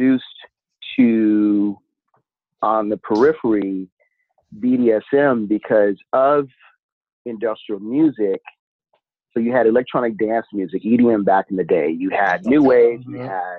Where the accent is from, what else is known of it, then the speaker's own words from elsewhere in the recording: Pacific Northwest, United States; So I am from the Pacific Northwest